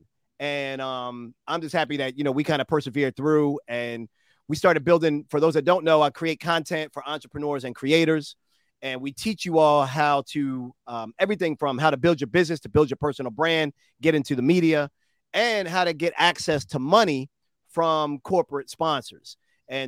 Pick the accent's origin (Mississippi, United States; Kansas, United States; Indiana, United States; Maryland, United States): Maryland, United States; Baltimore; I'm a Baltimore boy, born and raised in Bmore